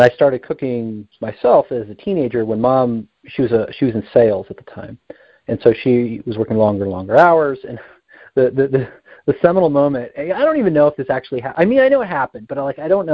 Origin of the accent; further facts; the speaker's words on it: New Jersey, United States; I grew up in New Jersey